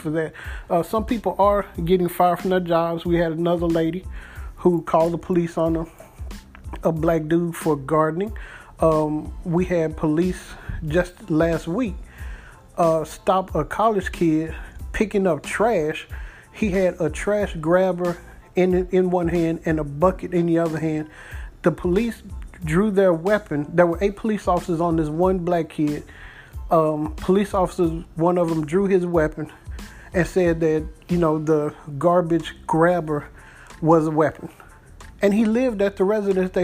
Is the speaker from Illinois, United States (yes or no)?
no; Dallas, Texas, United States; also born or lived in Mesquite, Texas; I grew up in Pleasant Grove, which is a part of Dallas